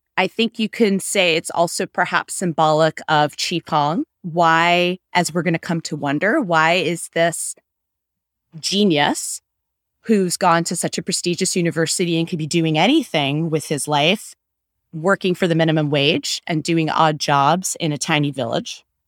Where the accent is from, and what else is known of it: United States